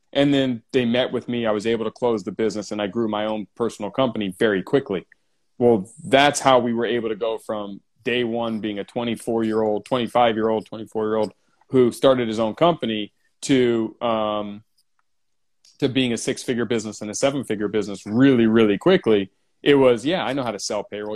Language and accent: English; San Diego, California, United States; San Diego, born and raised